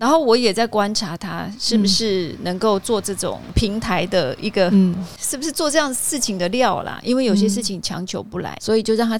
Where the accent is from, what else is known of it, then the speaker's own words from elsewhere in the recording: Taiwan; 跟我们台湾这边完全有很大的落差。